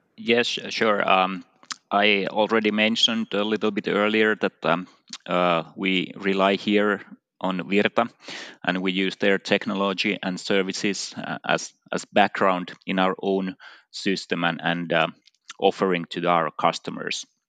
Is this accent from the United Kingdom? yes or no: no; Finland; in my home country, Finland